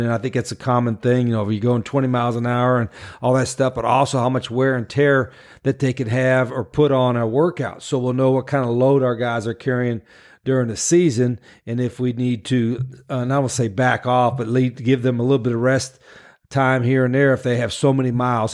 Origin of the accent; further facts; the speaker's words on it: West Virginia, United States; moved away as an adult; also born or lived in New Orleans; we're both from West Virginia